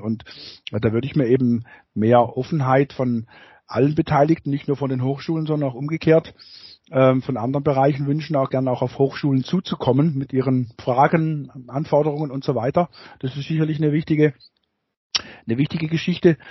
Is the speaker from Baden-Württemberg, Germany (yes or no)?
yes; Baden-Württemberg, Germany; bei uns in Baden-Württemberg